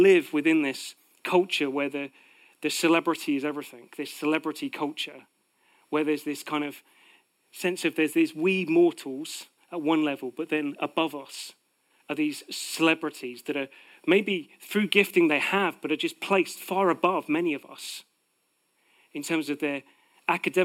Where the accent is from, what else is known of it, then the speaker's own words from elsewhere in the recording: United Kingdom; Part of being British is that we live with a sense of false humility